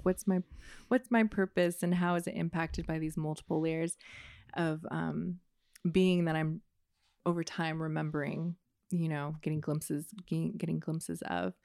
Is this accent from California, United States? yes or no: yes; Oakland, California, United States; I was born in Oakland. I've lived in Oakland and some other places in the Bay